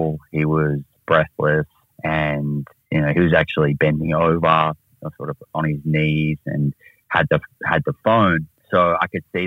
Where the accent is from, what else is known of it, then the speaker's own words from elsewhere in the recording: Melbourne, Victoria, Australia; also born or lived in United States; I grew up in Australia, or most of my time was in Australia. I spent a little bit of time in the United States as a really small junior, but then finished my high school back in Melbourne